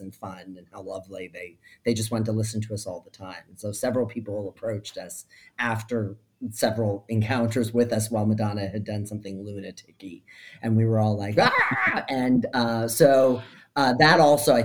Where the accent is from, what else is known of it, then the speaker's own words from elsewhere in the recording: Ohio, United States; now in Brooklyn, New York, United States; a fellow Ohioan